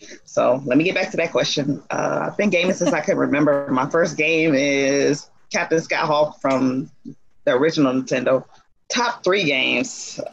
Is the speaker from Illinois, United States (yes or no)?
yes; Chicago, Illinois, United States; now in Kissimmee, United States; Nice to meet everyone. I am from Chicago, Illinois. I currently live in Kissimmee, Florida. I am a college student at Valencia College.